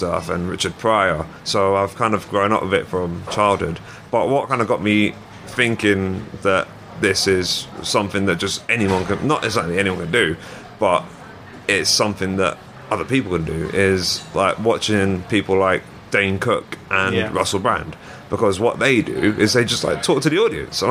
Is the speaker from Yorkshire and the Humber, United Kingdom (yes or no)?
no; London, United Kingdom; also born or lived in Nottingham; I grew up in London. I was born in Norfolk Park Hospital, which is in Harrow